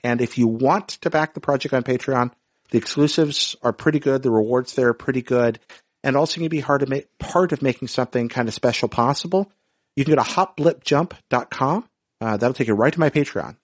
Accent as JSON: {"language": "English", "region": "North Carolina", "country": "United States", "tie": "born or raised there", "said": "I grew up in North Carolina, and this was in the mid-nineteen nineties"}